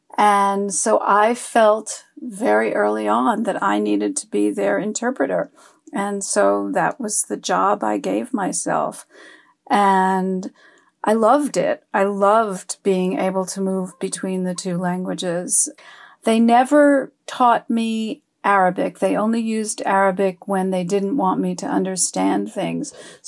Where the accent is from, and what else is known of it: New York City, New York, United States; born or raised there; first language French; English is a second language; also born or lived in Cairo, Egypt / Catskill Mountains, New York